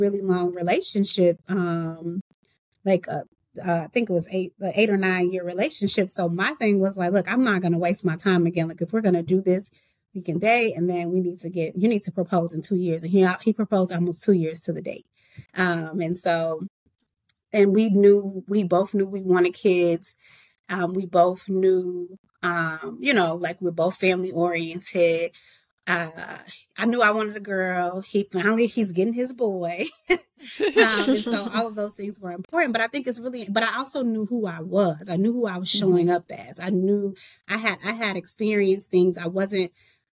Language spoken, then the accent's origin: English; Chicago, Illinois, United States; moved away; I'm from the south side of Chicago.